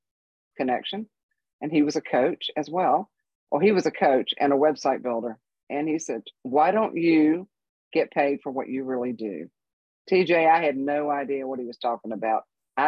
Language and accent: English; North Carolina, United States; moved away as an adult; also born or lived in Colorado Springs; now in Central Oregon, United States; I'm from North Carolina, as I'm sure you picked up on the accent. And lived there my whole life.